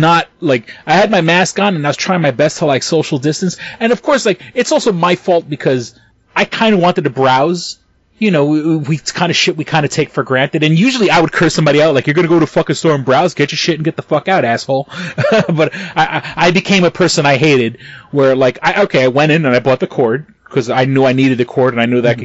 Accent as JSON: {"language": "English", "town": "New York City", "region": "New York", "country": "United States", "said": "I come from New York City and I used to work in retail"}